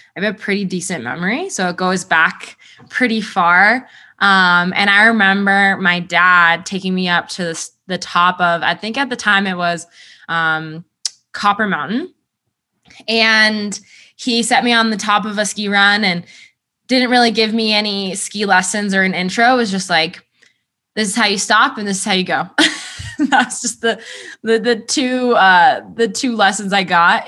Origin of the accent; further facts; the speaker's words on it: Colorado Front Range, United States; I grew up on the Front Range